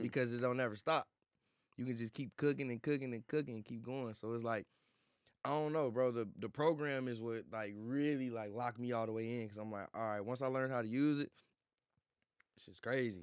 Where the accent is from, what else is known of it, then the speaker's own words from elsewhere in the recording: St. Louis, Missouri, United States; moved away; also born or lived in Atlanta; I'm from Saint Louis, born and raised